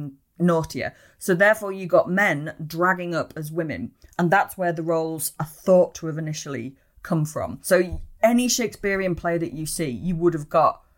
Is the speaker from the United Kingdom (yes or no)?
yes; Ulverston, North West England, United Kingdom; moved away; I'm from Cumbria, way up in the Wildling area